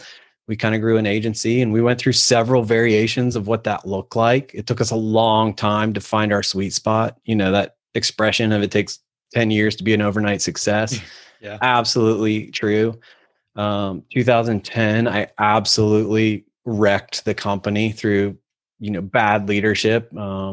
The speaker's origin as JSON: {"language": "English", "region": "Ohio", "country": "United States", "also_born_or_lived": "Atlanta", "moved": "as an adult", "said": "I'm from Ohio, ended up in Atlanta working for an agency"}